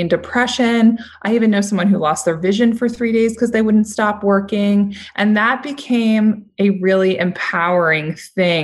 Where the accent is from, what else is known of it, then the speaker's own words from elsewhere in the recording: New York City, New York, United States; I'm from New York City